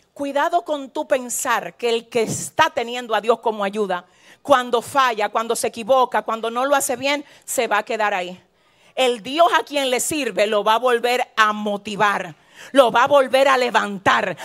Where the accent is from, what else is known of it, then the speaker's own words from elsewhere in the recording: San Francisco de Macorís, Duarte, Dominican Republic; yo vengo de San Francisco de Macorís